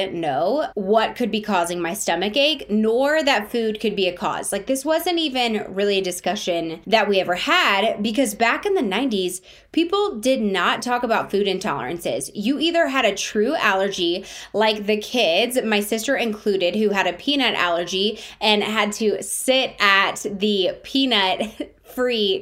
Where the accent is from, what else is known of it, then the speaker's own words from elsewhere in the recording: Brentwood, Tennessee, United States; Growing up in the South also affected my views of health and wellness